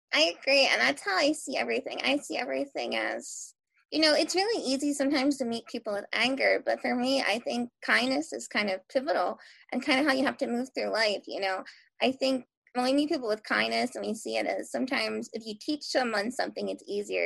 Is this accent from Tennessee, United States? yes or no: no; Philadelphia, Pennsylvania, United States; now in Eastern Shore, Maryland, United States; I'm originally not from a rural area, I'm from Philadelphia. So, I say Wooder.